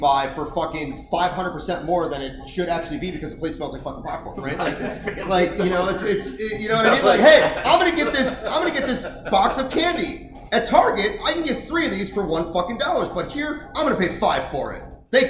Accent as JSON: {"language": "English", "town": "Chicago", "region": "Illinois", "country": "United States", "moved": "yes", "lives_now": "Austin, United States", "said": "I'm from Chicago"}